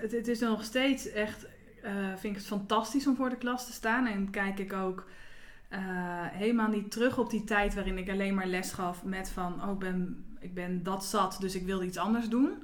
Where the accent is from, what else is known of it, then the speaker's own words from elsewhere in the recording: Nieuwegein, Utrecht, Netherlands; also born or lived in IJsselstein; now in Houten, Netherlands; ik kom uit Nieuwegein